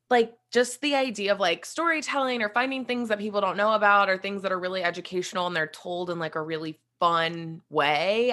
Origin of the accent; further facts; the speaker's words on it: West Virginia, United States; moved away; I am originally from West Virginia, so that's where I grew up